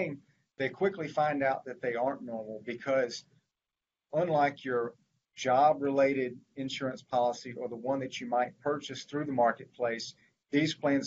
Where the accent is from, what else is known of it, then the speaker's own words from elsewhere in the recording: Mobile, Alabama, United States; moved away as an adult; now in Vestavia Hills, United States; I grew up in Mobile and went to law school at Alabama